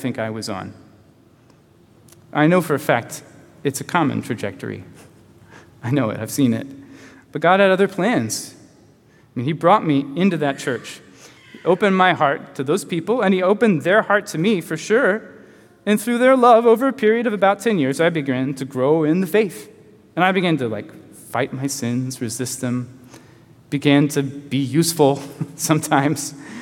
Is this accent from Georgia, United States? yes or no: no; Chattanooga, Tennessee, United States; moved away as an adult; also born or lived in Tacoma, Washington; When I was 21, I left my hometown of Chattanooga